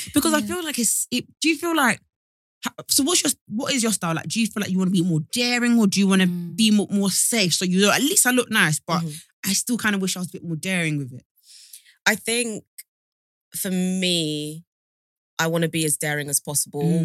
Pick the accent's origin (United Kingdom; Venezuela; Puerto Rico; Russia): United Kingdom; London; also born or lived in Sierra Leone; born in Sierra Leone, moved to like the UK when I was eight, mm. and basically moved around Southeast mm. London, everywhere from like Norwood to Clapham, but mm. basically ended up in like Lewisham slash Catford. Okay. So that's where I grew up